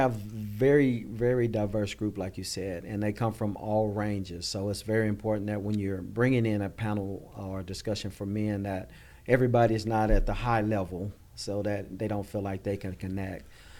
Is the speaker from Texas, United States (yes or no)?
yes; Texas, United States; Like they said, I was born and raised in Texas, been here all my life, married with three adult children, two baby grandchildren.